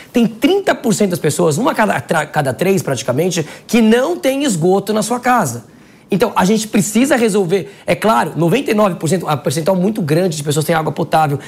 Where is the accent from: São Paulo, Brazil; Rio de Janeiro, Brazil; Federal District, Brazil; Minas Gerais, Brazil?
São Paulo, Brazil; eu sou paulista